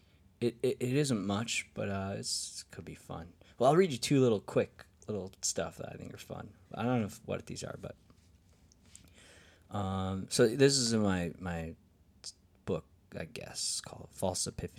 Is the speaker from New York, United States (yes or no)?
yes; New York, United States; now in Nashville, United States; Woodstock, of the 1969 Woodstock Folk Festival that made my little tiny hometown kind of famous.